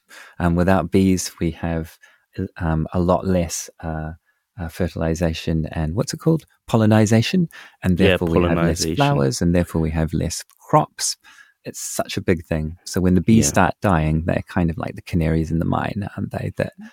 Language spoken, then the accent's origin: English; New Zealand; As a Kiwi